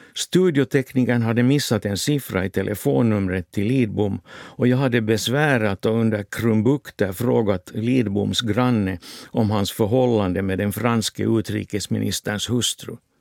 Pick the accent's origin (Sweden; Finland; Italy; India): Finland; moved away as an adult; also born or lived in Helsinki, Finland / West Germany; för mig som finländare